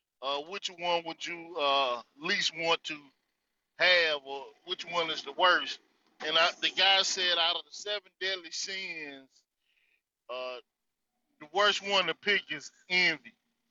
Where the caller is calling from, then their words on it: North Carolina, United States; I'm coming from the North Carolina Territory.